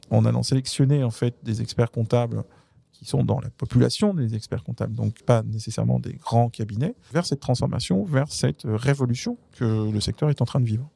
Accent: France; je suis français

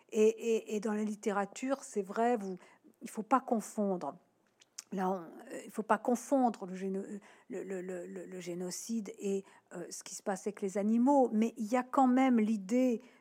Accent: Nouvelle-Aquitaine, France; born there; moi je suis née en Charente, hein, donc évidemment, euh, Dordogne, c'est pas loin.

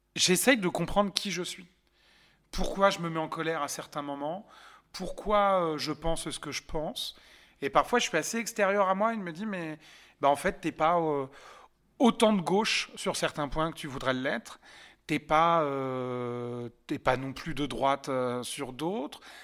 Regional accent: Yvelines, near Montfort-l'Amaury, Île-de-France, France; j'ai grandi dans les Yvelines, euh, à côté de Montfort-la-Maurie

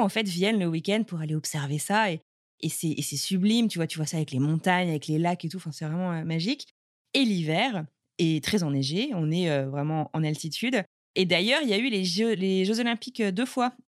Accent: France; moved away as an adult; also born or lived in Buffalo, United States; now in Cambridge, United States; je suis française

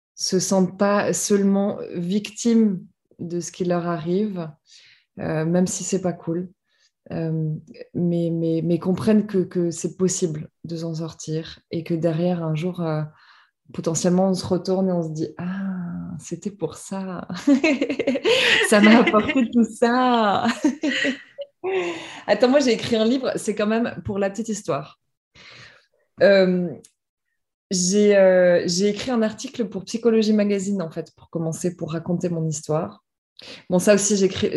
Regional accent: France; moved away as an adult; now in Amsterdam, Netherlands; j'habite Amsterdam, donc j'ai quitté la France pour mon boulot il y a 7 ans huit ans maintenant

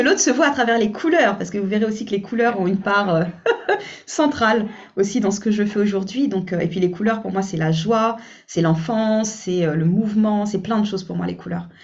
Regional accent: French Guiana; je suis originaire de la Guyane

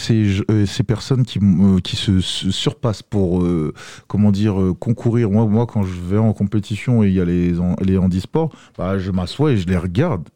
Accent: Côte d’Ivoire; moved away; je viens de la Côte d'Ivoire

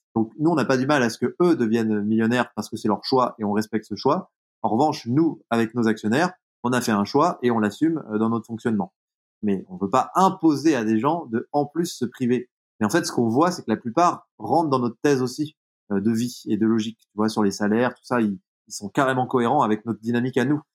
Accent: Jura, Bourgogne-Franche-Comté, France; dans le monde dans lequel j'ai grandi, typiquement dans le Jura

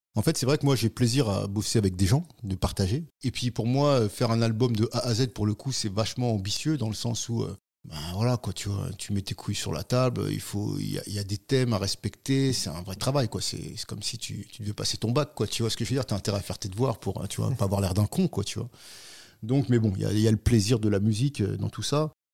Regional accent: Paris region, Île-de-France, France; région parisienne et puis après Paris pendant de longues années jusqu'à maintenant

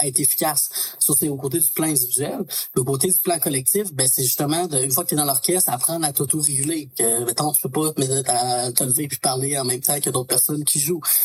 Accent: Beauce, Quebec, Canada; now in Quebec City, Canada; je parle de la Beauce parce que c'est de là que je suis originaire

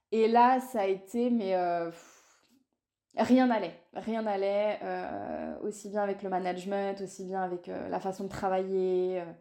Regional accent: Paris suburbs, Île-de-France, France; Moi, je vis à Disney

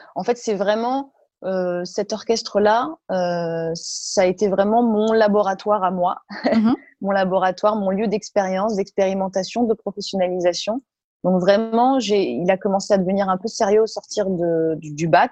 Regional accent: Marciac, Occitania, France; moved away; also born or lived in Toulouse; j'ai grandi à Marciac, hein, la, la grande terre du jazz euh, dans, le, Gers.

